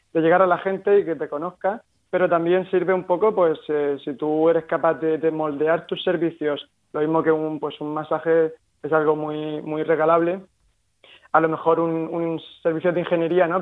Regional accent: Murcia, Region of Murcia, Spain; somos tres, tres murcianos, tres amigos

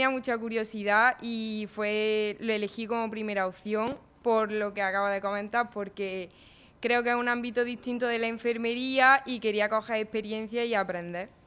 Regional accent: Andújar, Andalusia, Spain; yo soy alumna de la UCAM, pero yo vengo desde Jaén. Ah, de, un pueblo que se llama Anduja.

